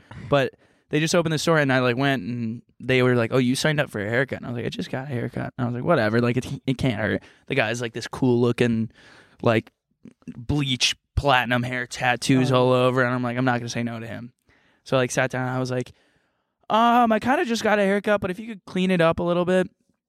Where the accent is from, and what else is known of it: Texas, United States; born or raised there; moved away